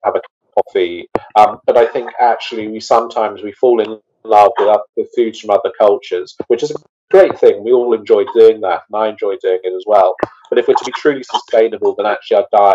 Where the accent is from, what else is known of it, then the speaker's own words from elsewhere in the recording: the Lizard, Cornwall, South West England, United Kingdom; I am from Cornwall. I'm from the Lizard. I grew up in food and farming country